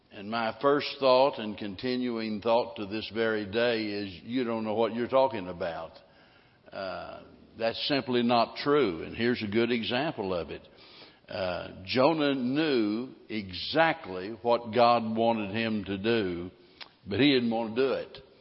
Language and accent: English; Missouri, United States; now in Texas, United States; growing up in Missouri